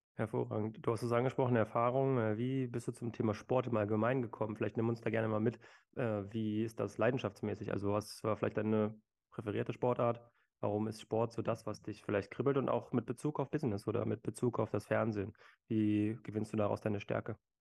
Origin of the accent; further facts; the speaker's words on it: Berlin, Germany; aus meiner Heimatstadt äh, Berlin.